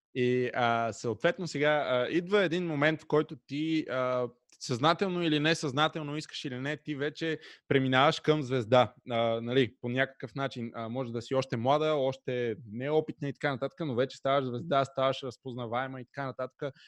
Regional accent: Pernik, Pernik Province, Bulgaria; Радио Enjoy, разбира се, в град Перник, откъдето съм аз.

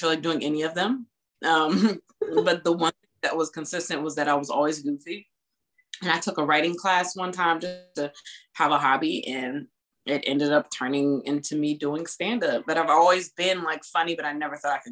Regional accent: Virginia Beach, Virginia, United States; also born or lived in Washington, District of Columbia, United States; I was born in DC, but I've been in Virginia all my life, in Virginia Beach all my life.

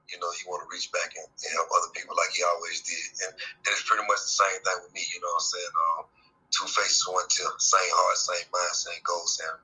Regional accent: Charlotte, North Carolina, United States; Born and raised in Charlotte, West Side, Tennessee, for sure.

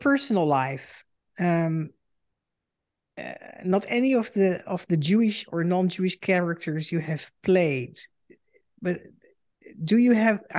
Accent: Amsterdam, North Holland, Netherlands; moved away as an adult; now in United States; I grew up in Europe, in Holland, in Amsterdam, the most liberal city of the world, maybe.

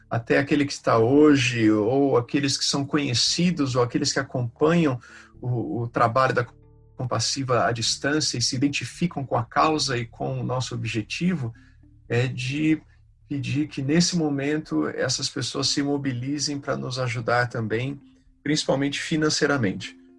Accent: Brazil; first language Portuguese; a gente, como voluntário, como brasileiro, a gente cresce

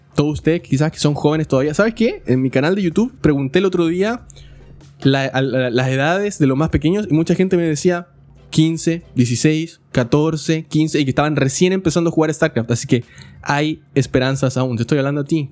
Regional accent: Chile; now in California, United States; yo no vivo en el país donde nací. Yo soy de Chile y vivo en Estados Unidos, en California

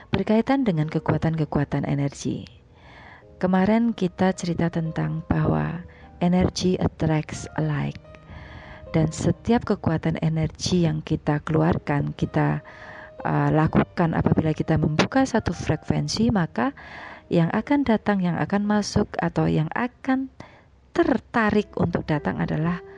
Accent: Semarang, Central Java, Indonesia; moved away as an adult; now in Jakarta, Indonesia; saya pulang ke ke kampung halaman saya mudik gitu ya ke Jawa dan sebelum siaran saya pulangnya naik kereta pagi jadi dari Semarang

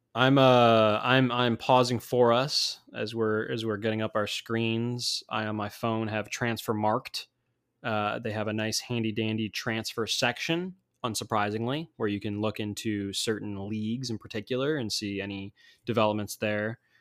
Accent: United States; as an American

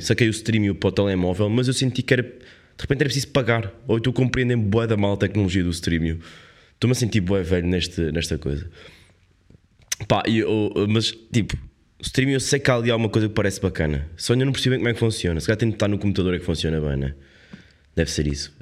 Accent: Portugal; somos portugueses

